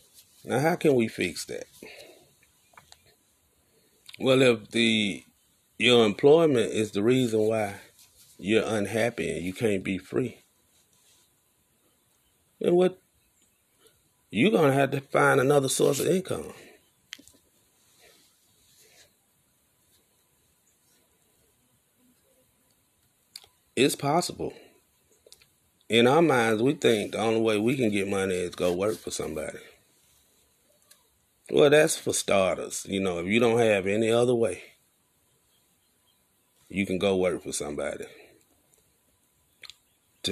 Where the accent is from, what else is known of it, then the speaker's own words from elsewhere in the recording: Alabama, United States; I ain't grow up in New York. I grew up in Alabama.